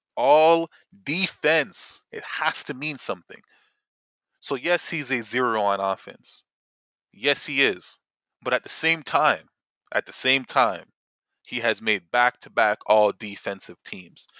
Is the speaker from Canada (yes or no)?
yes; Toronto, Ontario, Canada; we're from Toronto